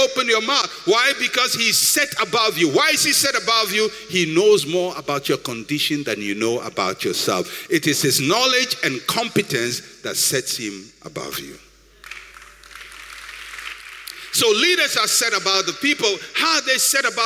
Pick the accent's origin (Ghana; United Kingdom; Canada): Ghana; I'm a Ghanaian